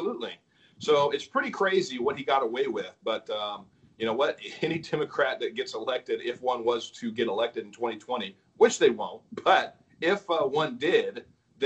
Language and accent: English; California, United States; I was born in California.